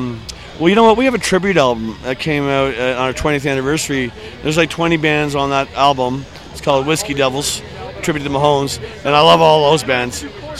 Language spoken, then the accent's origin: English; Toronto, Ontario, Canada; But I'm from Toronto, so it's pretty far away from here.